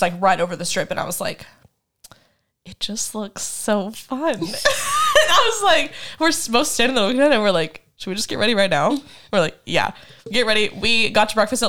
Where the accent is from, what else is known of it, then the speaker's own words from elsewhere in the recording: Kansas, United States; I'm from Kansas